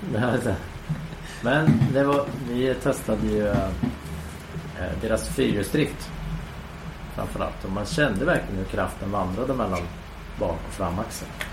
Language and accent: Swedish; Sweden; jag var nog enda svensk